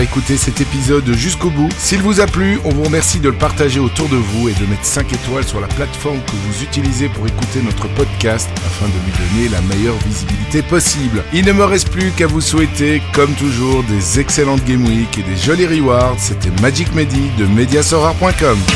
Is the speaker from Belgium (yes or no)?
yes; Belgium; accent: Belgian; mon accent belge